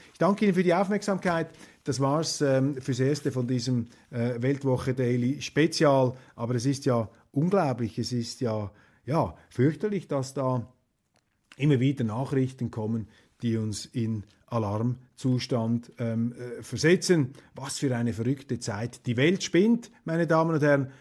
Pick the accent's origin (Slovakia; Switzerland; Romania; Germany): Switzerland; als Schweizer